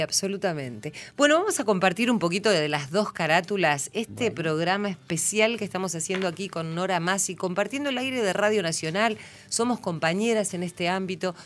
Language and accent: Spanish; San Antonio de Areco, Buenos Aires Province, Argentina; yo soy de San Antonio de Areco